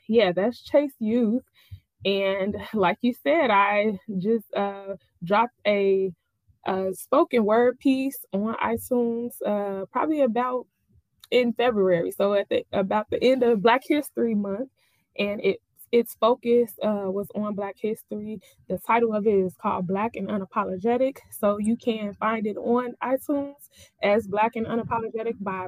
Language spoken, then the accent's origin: English; Summit, Illinois, United States; I am from Summit, Illinois.